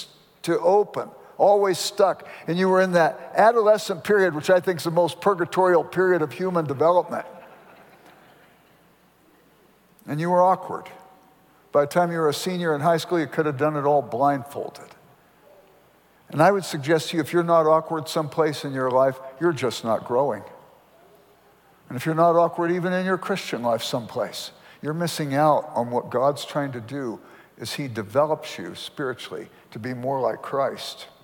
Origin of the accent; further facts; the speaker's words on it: Los Angeles, California, United States; I grew up in South Central Los Angeles